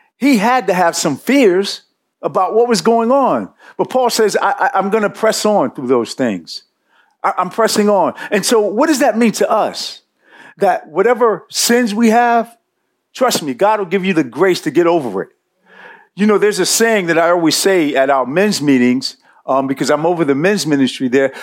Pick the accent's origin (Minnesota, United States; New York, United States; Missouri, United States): New York, United States; New York City; I grew up in Bed Stuy. Uh, I grew up not too far from here.